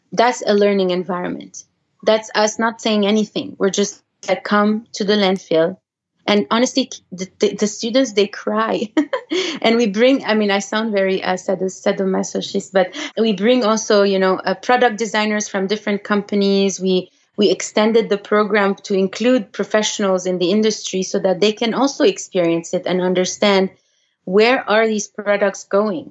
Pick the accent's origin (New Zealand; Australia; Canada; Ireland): Canada; first language French; English is a second language; now in United States; we're Canadian